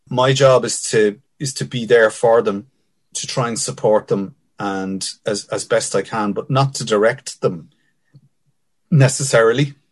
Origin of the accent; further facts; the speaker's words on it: Finglas, County Dublin, Ireland; but definitely growing up in Finglas, so I came from a very privileged background, Dad being a guard